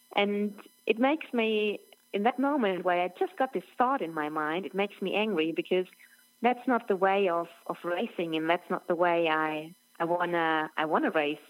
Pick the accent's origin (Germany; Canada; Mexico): Germany; near Roth, Bavaria; English is a second language; my hometown is just 25 k's away from Roth